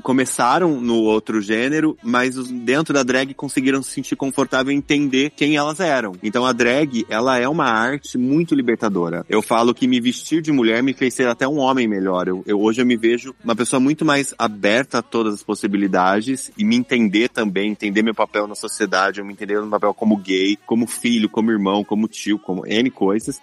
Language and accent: Portuguese; Ribeirão Preto, São Paulo, Brazil; moved away as an adult; also born or lived in Campinas; now in São Paulo, Brazil; Eu sou campineiro, mas fui criado em Ribeirão, então me considero ribeirão pretano.